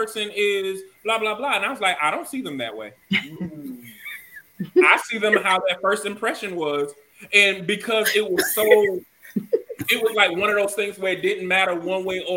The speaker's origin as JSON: {"language": "English", "region": "Georgia", "country": "United States", "also_born_or_lived": "South Carolina", "moved": "yes", "said": "now I am from Georgia and stuff like, and I done live in South Carolina."}